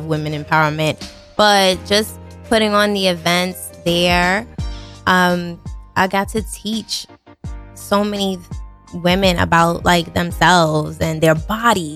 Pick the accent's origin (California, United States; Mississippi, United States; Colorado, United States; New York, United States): New York, United States; New York City; also born or lived in Baltimore; I grew up in the Bronx